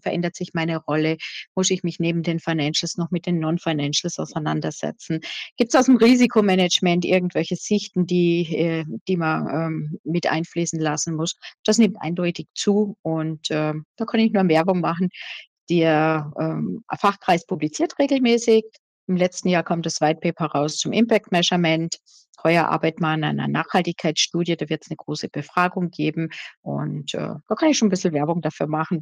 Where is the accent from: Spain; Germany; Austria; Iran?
Austria; accent: Austrian; ich sage jetzt österreichisch, ne, weil ich bin Österreicherin